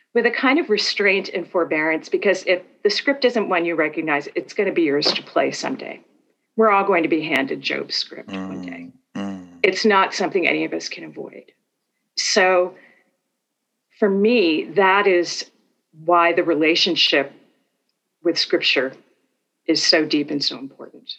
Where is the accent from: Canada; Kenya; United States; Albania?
United States; Northeast; moved away as an adult; also born or lived in Minnesota; now in Atlanta, United States; I'm from the Northeast in the US.